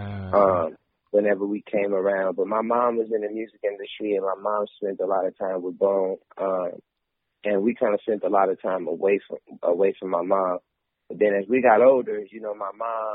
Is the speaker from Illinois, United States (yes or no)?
no; Las Vegas, Nevada, United States; also born or lived in Flint, Michigan; I was born in Flint, Michigan, and I was raised in Vegas